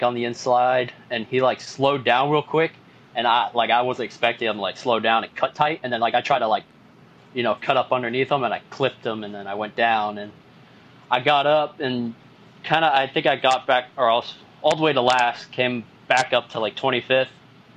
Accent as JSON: {"language": "English", "region": "Florida", "country": "United States", "also_born_or_lived": "Port St. Lucie, Florida / Punta Gorda, Florida", "said": "I'm from Florida."}